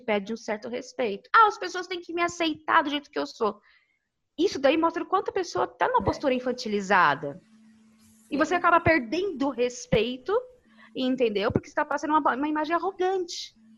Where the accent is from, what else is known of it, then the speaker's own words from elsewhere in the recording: São Paulo, Brazil; Eu cresci em periferia, lá no Neocop Campo Limpo